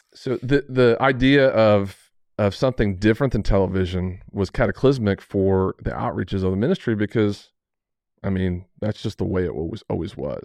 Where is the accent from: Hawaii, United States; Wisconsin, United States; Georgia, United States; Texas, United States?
Texas, United States; Amarillo; growing up in Amarillo